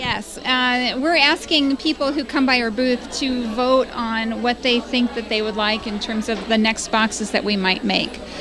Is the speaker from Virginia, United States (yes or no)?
no; Iowa, United States; we're from Iowa, the corn state